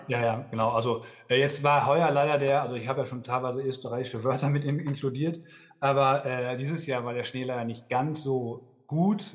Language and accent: German; Dortmund, North Rhine-Westphalia, Germany; moved away as an adult; also born or lived in Hamburg; now in Innsbruck, Austria; ich komme nämlich eigentlich ursprünglich aus Dortmund, bin tatsächlich auch gebürtiger Hamburger, bin aber nur geboren äh, und in Dortmund im Ruhrgebiet aufgewachsen